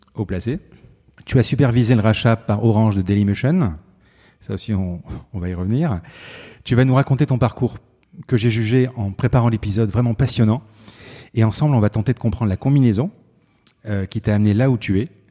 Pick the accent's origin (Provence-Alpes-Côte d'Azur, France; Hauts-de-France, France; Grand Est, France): Provence-Alpes-Côte d'Azur, France; Marseille; je suis de Marseille